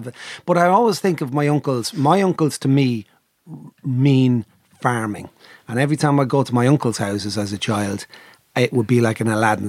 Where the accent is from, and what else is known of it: Ireland